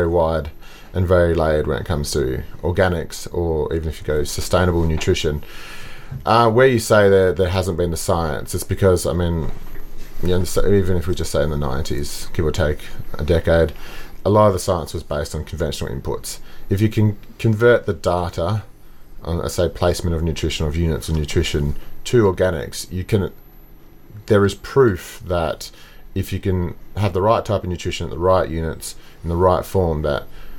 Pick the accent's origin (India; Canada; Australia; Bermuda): Australia; Margaret River, Western Australia; I grew up in Margaret River